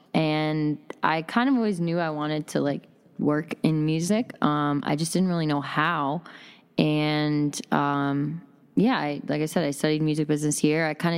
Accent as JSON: {"language": "English", "region": "Wisconsin", "country": "United States", "said": "I came from Wisconsin, yeah. Hip-hop mecca."}